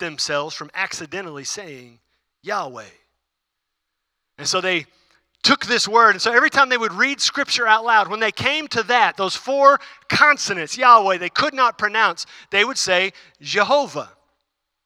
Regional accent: Houston, Texas, United States; I grew up in Houston, though, too

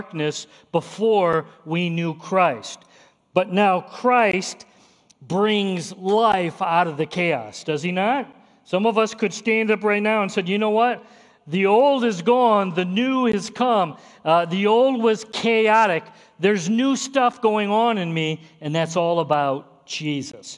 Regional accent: near Chicago, Illinois, United States; I grew up near Chicago

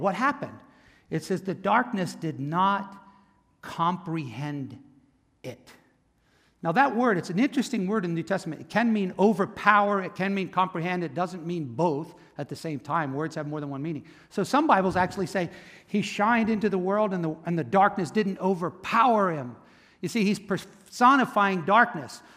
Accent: Camden, New Jersey, United States; I was born in Camden, Cooper Hospital

